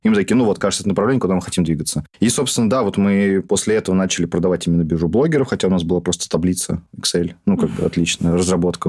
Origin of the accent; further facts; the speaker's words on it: Ufa, Bashkortostan, Russia; мы из Уфы все втроем